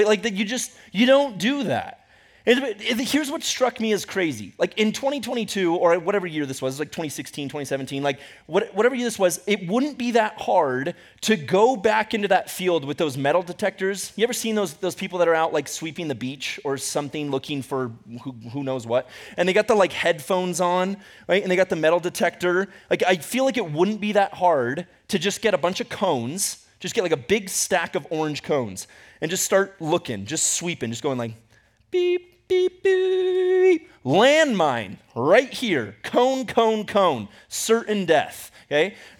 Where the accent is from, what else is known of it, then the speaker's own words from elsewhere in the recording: Ecuador; also born or lived in United States; Growing up in Ecuador, for some reason, I don't know why, but I loved, when we came back to the U.S., I loved staying in hotels.